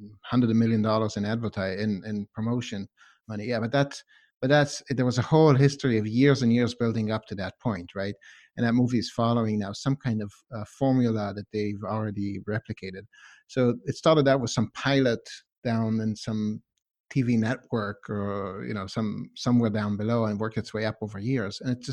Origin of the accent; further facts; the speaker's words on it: Israel; also born or lived in Canada; now in Boston, United States; I lived in Canada for a couple of years too. I grew up speaking English in Israel, so I've got a chunk of that as well. And yeah, and then I've lived here in Boston